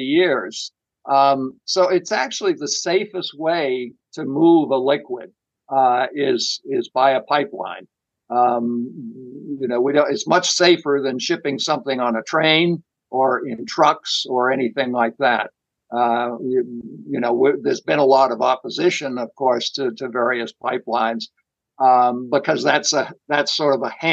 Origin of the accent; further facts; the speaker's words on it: outside of Boston, Massachusetts, United States; I grew up outside of Boston